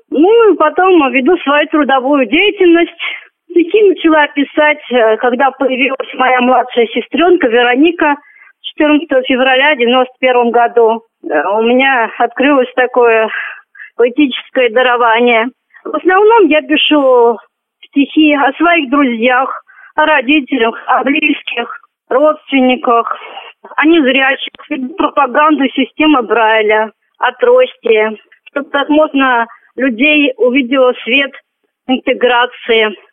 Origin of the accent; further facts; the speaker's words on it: Moscow, Russia; also born or lived in Michurinsk, Tambov Oblast; Родилась я в Тамбовской области, города Мичуринск. Потеряла зрение 8 лет, переболев корью. Мои родители перевезли меня в Москву. В Москве закончила первый интернат в 1999 году